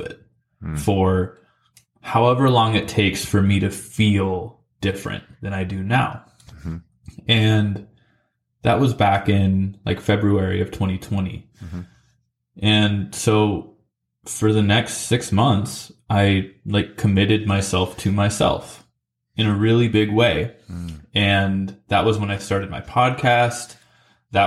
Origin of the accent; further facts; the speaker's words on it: McMinnville, Oregon, United States; also born or lived in Salem, Oregon / Nashville, Tennessee; my hometown of McMinnville